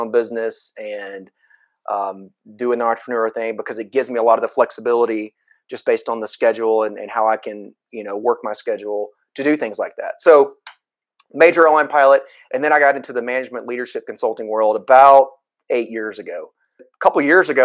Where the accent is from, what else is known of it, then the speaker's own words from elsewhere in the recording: Atlanta, Georgia, United States; I come from the Atlanta, Georgia area. I actually live here now, but I was born and raised here.